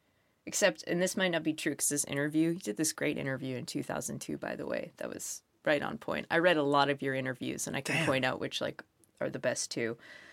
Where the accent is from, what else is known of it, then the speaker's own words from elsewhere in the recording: Lynn, Massachusetts, United States; I'm from Lynn.